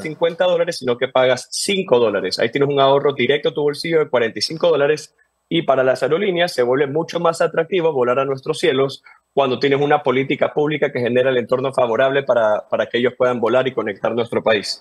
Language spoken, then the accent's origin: Spanish; Ecuador; Como ecuatorianos